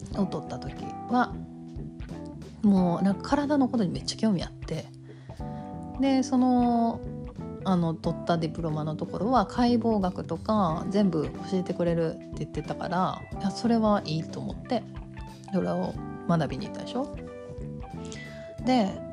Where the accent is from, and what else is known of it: Kansai, Japan; accent: Kansai dialect